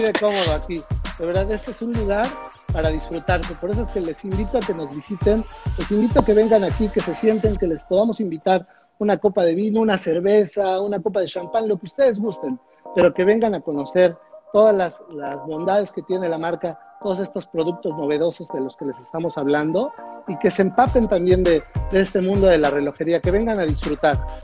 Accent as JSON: {"language": "Spanish", "country": "Mexico", "said": "nosotros como mexicanos"}